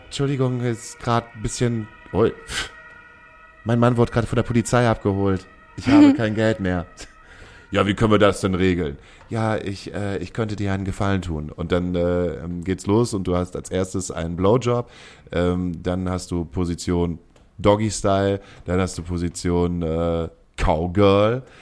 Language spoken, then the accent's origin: German; Hamburg, Germany; als Hamburger